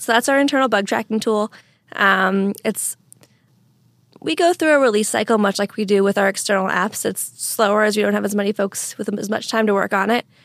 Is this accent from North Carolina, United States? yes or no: no; Eastern Washington, United States; also born or lived in Nova Scotia, Canada; now in Seattle, United States; I grew up in Eastern Washington